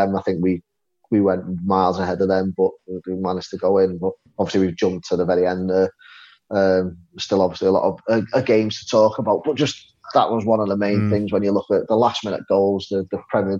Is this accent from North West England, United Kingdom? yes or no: yes; Liverpool, North West England, United Kingdom; a Scouser